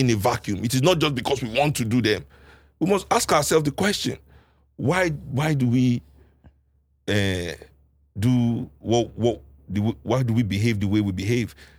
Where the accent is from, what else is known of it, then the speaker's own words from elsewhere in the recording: Nigeria; as a Nigerian, sitting with Nigerians